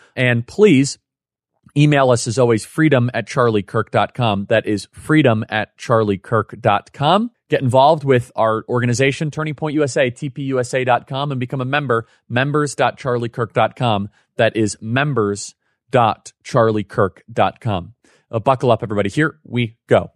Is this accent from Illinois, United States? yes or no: yes; Chicago, Illinois, United States; moved away; Growing up in Chicago, you would see the ads